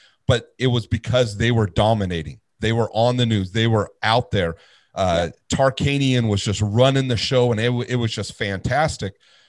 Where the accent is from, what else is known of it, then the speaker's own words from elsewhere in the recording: Las Vegas, Nevada, United States; I grew up here in Las Vegas, born and raised.